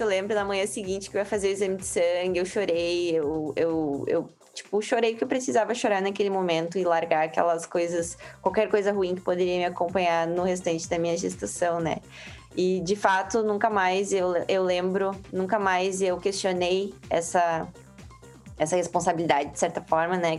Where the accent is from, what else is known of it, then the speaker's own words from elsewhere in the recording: Santa Maria, Rio Grande do Sul, Brazil; also born or lived in Florianópolis; a nossa família é do Rio Grande do Sul, eu sou de Santa Maria, onde eu me localizo hoje